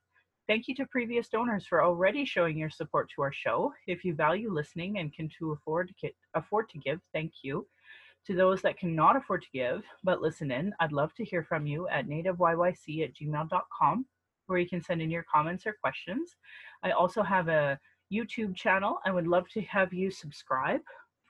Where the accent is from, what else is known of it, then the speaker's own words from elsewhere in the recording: Calgary, Alberta, Canada; I was born in Calgary, or in Blackfoot Mokinstis, as … another English name which has afforded me privilege in an English colonial world. My mother is Northern Slavey Dene or Saatu Dene